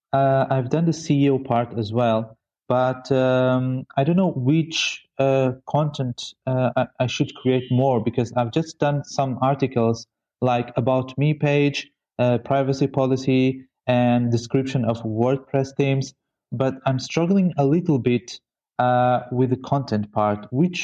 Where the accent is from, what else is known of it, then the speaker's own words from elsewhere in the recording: Mozambique; I am from Mozambique.